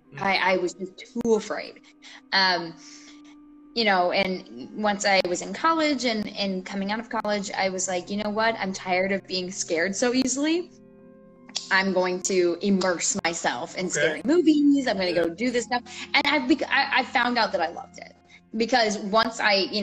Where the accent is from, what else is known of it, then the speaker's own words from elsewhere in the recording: Southeast, United States; I grew up in the Southeast